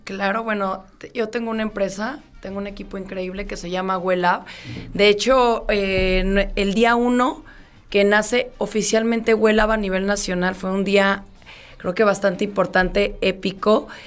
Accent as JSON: {"language": "Spanish", "town": "León", "region": "Guanajuato", "country": "Mexico", "said": "soy de León"}